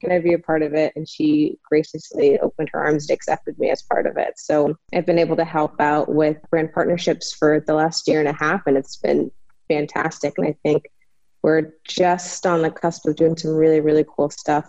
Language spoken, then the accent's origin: English; Michigan, United States; also born or lived in New York; I as well grew up in Michigan